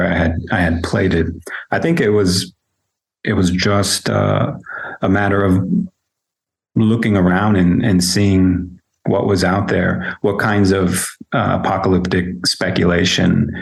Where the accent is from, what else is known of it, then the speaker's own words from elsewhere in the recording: San Jose, California, United States; moved away as an adult; also born or lived in Germany / Switzerland; born and raised in San Jose, California, but I've been living and teaching in Germany and Switzerland for, it's hard to believe, 10 years